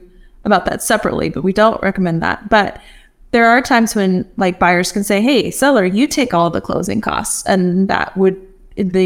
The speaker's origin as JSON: {"language": "English", "region": "Texas", "country": "United States", "tie": "born or raised there", "said": "I grew up in Texas"}